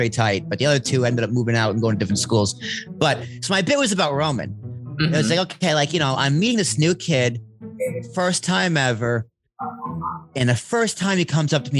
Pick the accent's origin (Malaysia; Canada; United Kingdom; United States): United States; suburb of Boston, Massachusetts; I'm from Massachusetts, so suburb of Boston. Very traditional, stereotypical suburban life